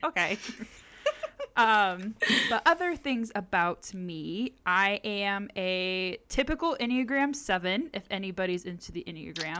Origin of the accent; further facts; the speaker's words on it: Southern California, United States; I grew up in Southern California